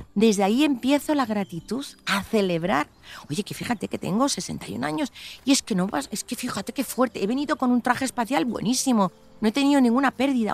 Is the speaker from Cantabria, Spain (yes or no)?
yes; Cantabria, Spain; moved away; me llaman como cántabra